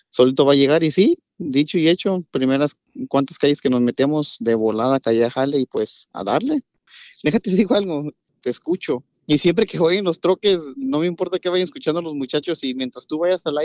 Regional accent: Puebla, Mexico; de Pueblo Piolín

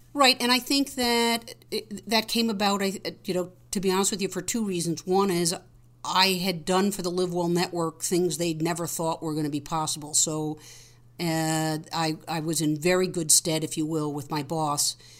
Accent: Greenwich, Connecticut, United States; moved away as an adult; also born or lived in Chicago; I grew up in Greenwich, Connecticut

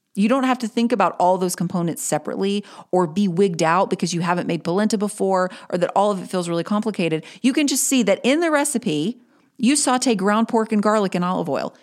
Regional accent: Greensboro, North Carolina, United States; I will have had a launch party in my hometown in Greensboro, North Carolina

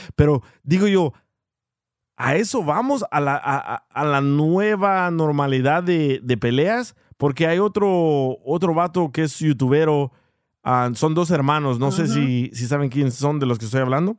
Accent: El Salvador; now in United States; soy salvadoreño

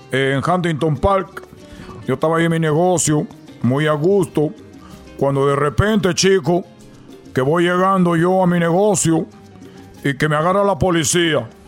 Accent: Cuba; le dije, primero, soy cubano

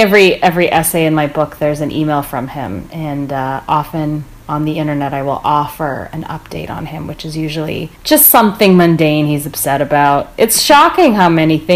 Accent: Canada; I was born in Canada

